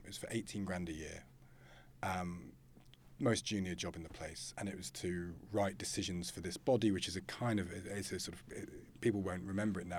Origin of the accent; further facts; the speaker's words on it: Loughborough, East Midlands, United Kingdom; I came from Loughborough